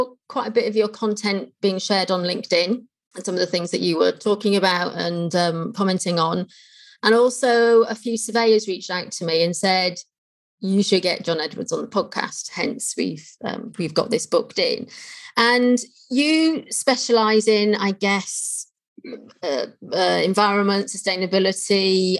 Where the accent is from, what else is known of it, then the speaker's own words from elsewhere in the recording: Wales, United Kingdom; accent: Welsh; now in Milton Keynes, United Kingdom; I'm actually from North Wales and I'm very fickle with my accent. So there's a chance that by the end of this conversation, my accent may have changed and I might have slipped into a very Welsh accent.